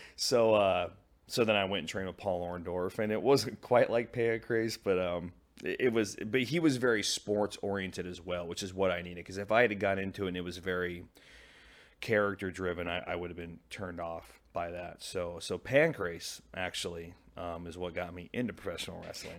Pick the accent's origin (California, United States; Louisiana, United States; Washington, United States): Washington, United States; Pacific Northwest; moved away as an adult; also born or lived in Japan; now in St. Louis, United States; I was born in the Pacific Northwest. I grew up in the Pacific Northwest.